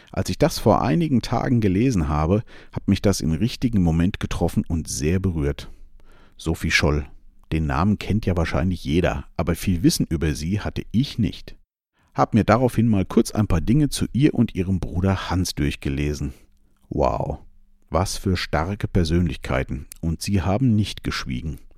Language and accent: German; Germany; born there; Da habe ich es mit meinem Geburtsland Deutschland gut getroffen, habe die knapp 50 Jahre, die ich jetzt lebe, diese Freiheit für mich gefühlt zu 100 Prozent gehabt.